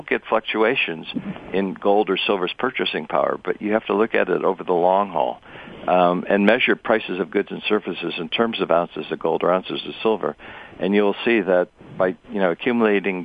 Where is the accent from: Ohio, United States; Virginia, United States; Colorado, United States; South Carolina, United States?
Ohio, United States; growing up in the States